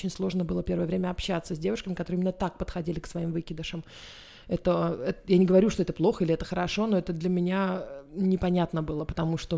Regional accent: Israel; now in Sweden; Израиль это моя страна, но я там не живу, у меня нет там страховки обычной государственной.

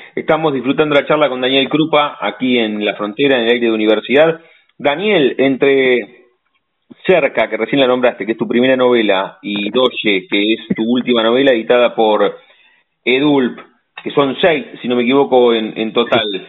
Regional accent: La Plata, Buenos Aires Province, Argentina; los que primero somos platenses

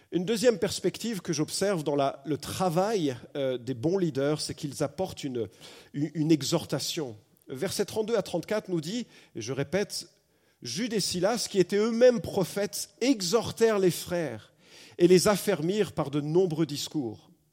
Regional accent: France; accent: accent de la mère patrie (France); mon accent particulièrement prononcé de la mère patrie

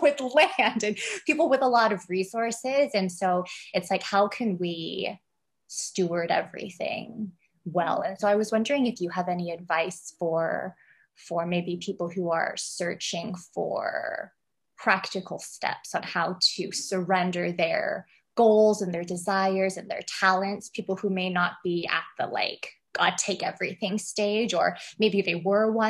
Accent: Canada; now in Hong Kong; we're both Canadian, but we're both in Hong Kong at this moment

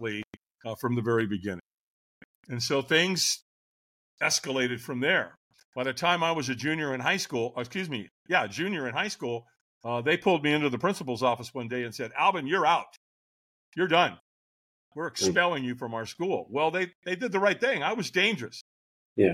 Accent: Long Beach, California, United States; also born or lived in Hollywood, California; I moved from Hollywood to Long Beach

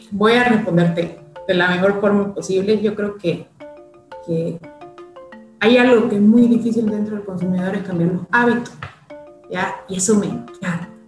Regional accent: Bolivia

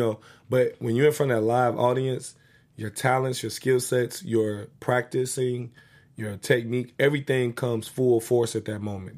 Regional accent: United States; also born or lived in Inglewood, California / Chicago, Illinois; growing up in Inglewood and Chicago

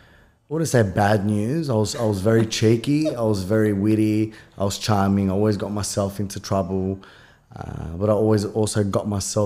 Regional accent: Punchbowl, New South Wales, Australia; I think, we came here, you know, obviously son of an immigrant. So kind of growing up in Punchbowl, I would say I was very colourful.

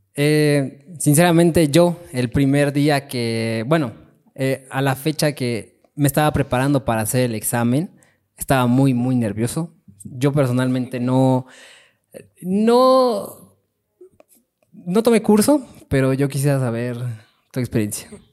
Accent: Chimalhuacán, State of Mexico, Mexico; yo vengo de Chimalhuacán

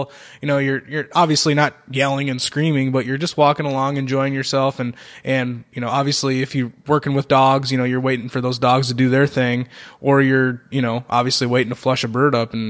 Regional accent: Minnesota, United States; I grew up in Minnesota

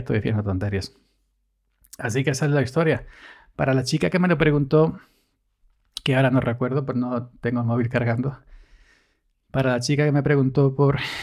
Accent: Andalusia, Spain; soy andaluz

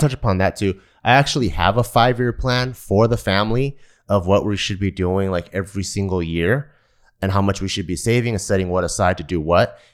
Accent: San Gabriel Valley, California, United States; moved away as an adult; now in Las Vegas, United States; I grew up in the San Gabriel Valley

